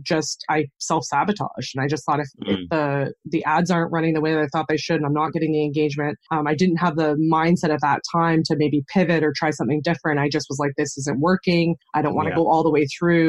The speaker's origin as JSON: {"language": "English", "country": "Canada", "tie": "born or raised there", "accent": "Canadian", "said": "I'm born and raised in Canada, so I live on the Canadian prairies in Saskatchewan"}